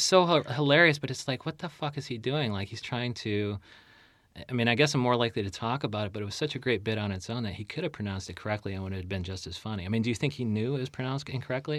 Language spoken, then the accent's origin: English; Chicagoland, Illinois, United States; I'm from Chicagoland